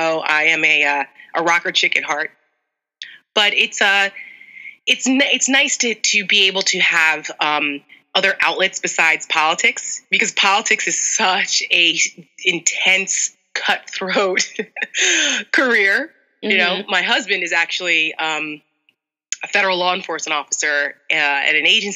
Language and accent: English; New Jersey, United States; moved away as an adult; now in Northern Virginia, United States; I grew up in North Jersey, so I'm a very, very proud Jersey girl